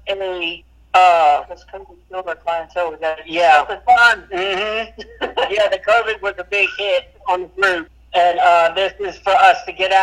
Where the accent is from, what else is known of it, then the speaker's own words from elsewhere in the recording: Fredericksburg, Virginia, United States; moved away; I'm originally from Fredericksburg, Virginia